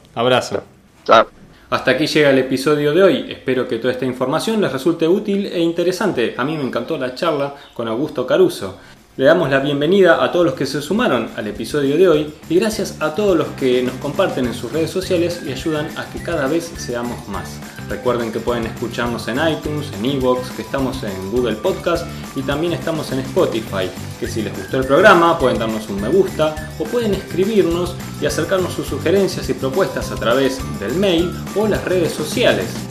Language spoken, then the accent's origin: Spanish; Argentina; aquí en nuestro país